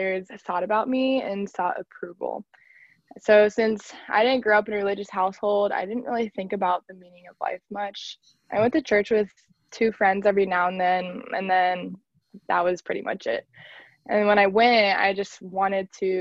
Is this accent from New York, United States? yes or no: no; Liberty Township, Ohio, United States; I am from a suburb called Liberty Township. It's on the outside of Cincinnati